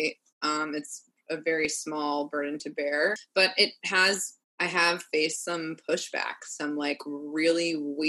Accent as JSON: {"language": "English", "town": "Orlando", "region": "Florida", "country": "United States", "tie": "born or raised there", "also_born_or_lived": "Los Angeles", "moved": "yes", "lives_now": "New York City, United States", "said": "I'm from Orlando, Florida"}